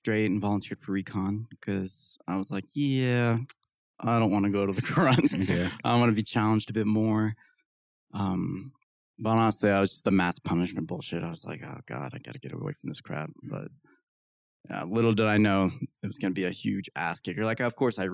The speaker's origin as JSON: {"language": "English", "region": "Kansas", "country": "United States", "tie": "born or raised there", "moved": "as an adult", "lives_now": "Utah, United States", "said": "go back to Kansas. Not right. Love my home state."}